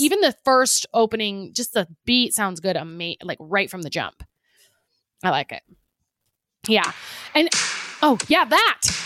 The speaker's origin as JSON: {"language": "English", "country": "United States", "said": "being an American"}